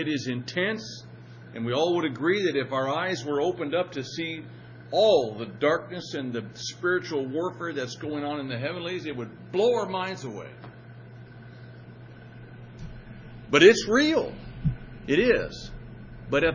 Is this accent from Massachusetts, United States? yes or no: no; Madras, Oregon, United States; moved away; also born or lived in Wyoming; my hometown of Madras